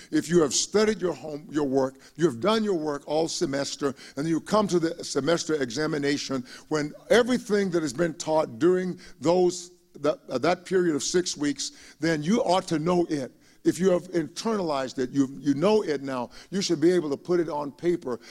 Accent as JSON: {"language": "English", "town": "Palestine", "region": "Texas", "country": "United States", "tie": "born or raised there", "moved": "yes", "said": "my hometown of Palestine, Texas"}